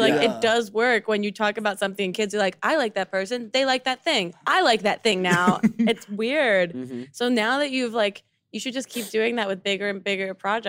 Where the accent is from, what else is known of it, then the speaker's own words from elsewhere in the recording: New Jersey, United States; I'm from Jersey